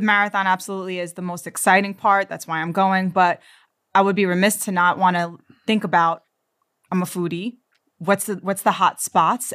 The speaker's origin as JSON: {"language": "English", "town": "New York City", "region": "New York", "country": "United States", "said": "I'm from Queens, New York"}